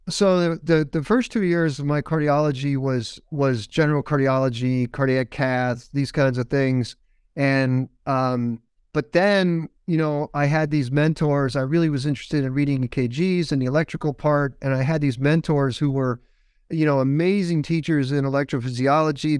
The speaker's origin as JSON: {"language": "English", "town": "Windsor Locks", "region": "Connecticut", "country": "United States", "tie": "born or raised there", "said": "I grew up in Windsor Lodge, Connecticut, which is about halfway between Hartford and Springfield"}